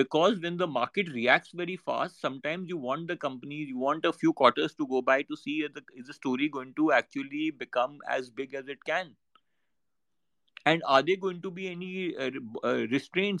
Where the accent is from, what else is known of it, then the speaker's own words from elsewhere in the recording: India; I'm very proud as an Indian